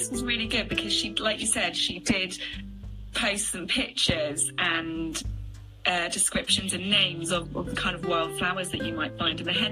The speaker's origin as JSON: {"language": "English", "region": "South West England", "country": "United Kingdom", "said": "I'm from South West England."}